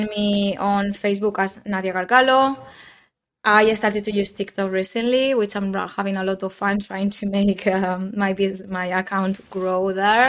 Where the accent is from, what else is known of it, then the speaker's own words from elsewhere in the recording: Spain; moved away as an adult; also born or lived in London; I moved back to Spain at the beginning of the pandemic